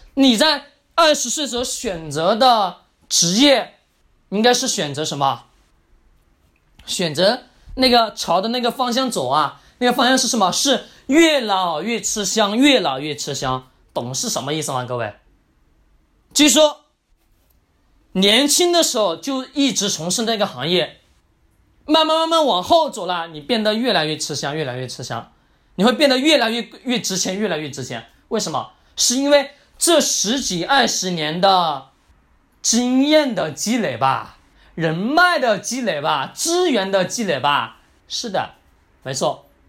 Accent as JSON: {"language": "Chinese", "country": "China", "said": "所以说我们中国人总喜欢听专家的话语啊"}